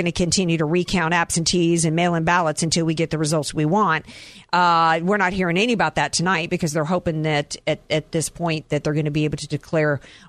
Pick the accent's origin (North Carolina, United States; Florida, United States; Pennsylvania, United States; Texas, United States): North Carolina, United States; born there; I was born in North Carolina, but I got to tell you, I don't know the constituency there.